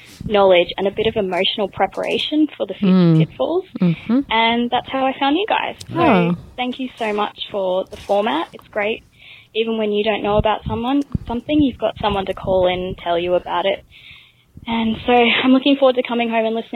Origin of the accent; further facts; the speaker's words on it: Australia; also born or lived in Canada; my husband and I actually grew up in the same city in Australia